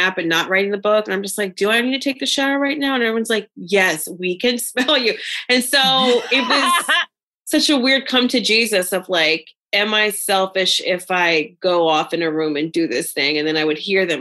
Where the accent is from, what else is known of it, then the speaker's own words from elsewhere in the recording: United States; I'm American.